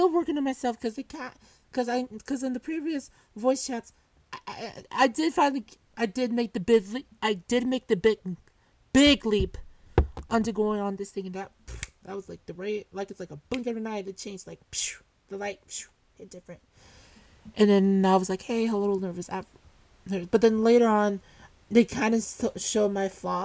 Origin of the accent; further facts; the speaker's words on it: California, United States; I'm from the U.S. And I'm from California.